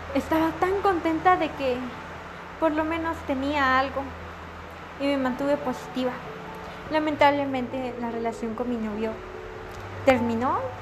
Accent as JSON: {"language": "Spanish", "town": "San Francisco El Alto", "region": "Totonicapán", "country": "Guatemala", "moved": "yes", "said": "Soy de San Francisco el Alto, de Capán"}